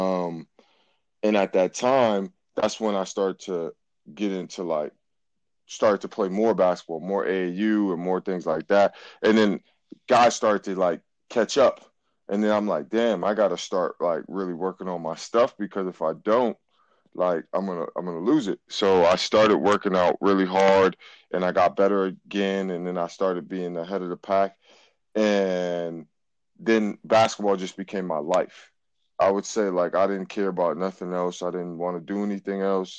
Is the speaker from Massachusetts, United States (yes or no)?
yes; Boston, Massachusetts, United States; I am from Boston, Massachusetts. I am from the rougher side of Boston. I'm from Roxbury.